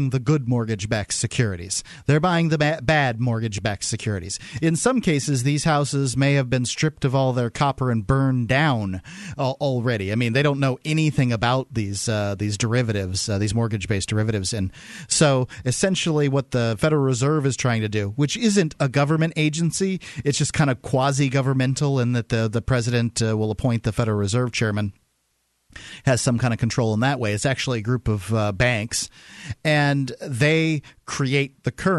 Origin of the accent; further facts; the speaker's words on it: Florida, United States; now in New Hampshire, United States; I'm from Florida.